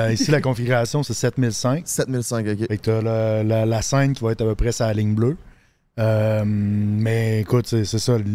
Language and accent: French; Quebec, Canada; j'ai grandi en Abitibi. Je suis parti deux ans vivre avec mon père en Ontario, à Thunder Bay.